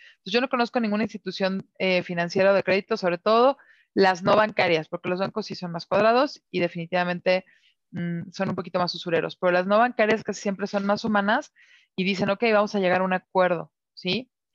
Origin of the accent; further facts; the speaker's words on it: Mexico; como mexicanos